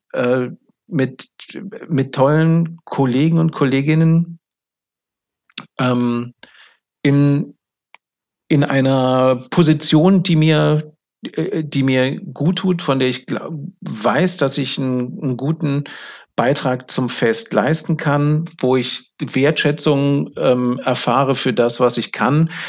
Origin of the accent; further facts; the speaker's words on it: Germany; ich bin ja ein Deutscher